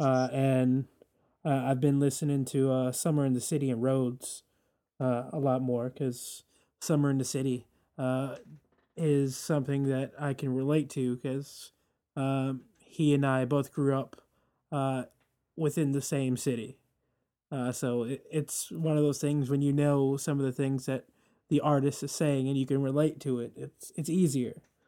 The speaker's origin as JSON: {"language": "English", "town": "New York City", "region": "New York", "country": "United States", "said": "as a New Yorker"}